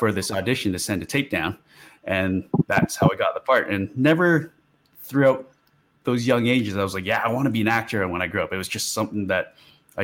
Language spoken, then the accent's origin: English; Canada; being Canadian